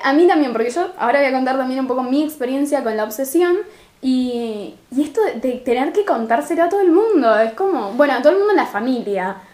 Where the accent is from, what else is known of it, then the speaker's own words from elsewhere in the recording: Rosario, Santa Fe, Argentina; en Rosario no te pronunciamos una R ni una S, pero ni que nos paguen